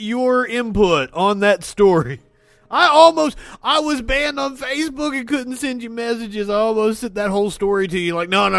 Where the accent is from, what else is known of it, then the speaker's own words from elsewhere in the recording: United States; I'm an American